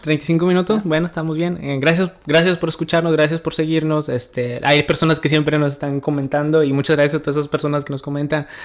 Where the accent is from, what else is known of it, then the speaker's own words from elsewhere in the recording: Mexico; now in United States; mi México lindo y querido